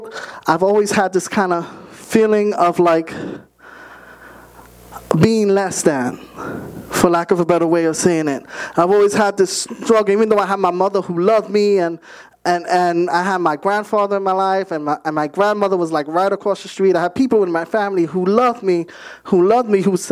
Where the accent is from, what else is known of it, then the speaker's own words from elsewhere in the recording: New York City, New York, United States; I was born and raised in Bronx, New York